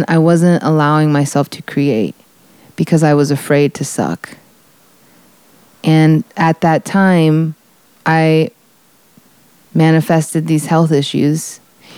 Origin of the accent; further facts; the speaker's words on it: Florida, United States; growing up in Florida, I was surrounded by jungle and swampland and green